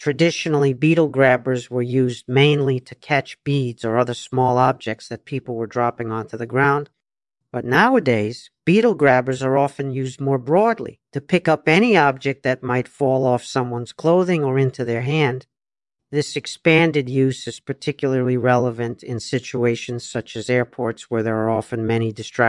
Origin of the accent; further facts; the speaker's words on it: United States; I was born in the United States in 1954, so I grew up in a time when America was still very much a country of immigrants.